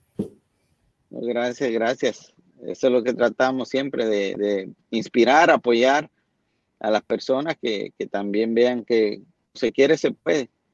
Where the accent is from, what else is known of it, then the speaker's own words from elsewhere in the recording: Santiago de los Caballeros, Santiago, Dominican Republic; yo soy eh, originario de una ciudad que se llama Santiago de la República Dominicana